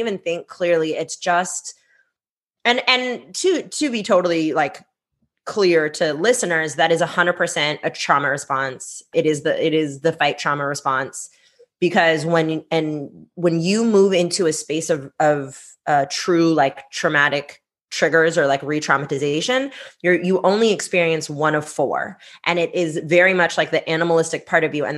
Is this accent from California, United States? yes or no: yes; Bay Area, California, United States; English is a second language; I'm from the Bay Area. Like, San Francisco, I can throw a stone at San Francisco. I'm in Oakland